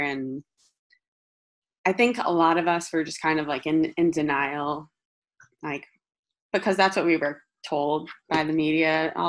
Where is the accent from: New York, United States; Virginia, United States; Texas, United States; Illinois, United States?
New York, United States; New York City; also born or lived in Fire Island; I'm born and raised in New York City. I am lucky enough to physically be in Fire Island right now, where I have a home my whole life